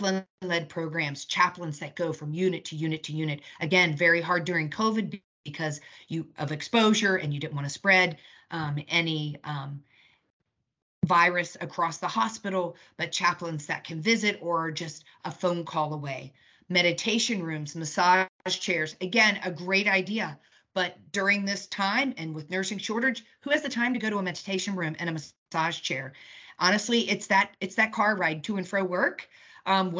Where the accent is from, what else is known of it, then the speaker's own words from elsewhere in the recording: United Kingdom; I'm British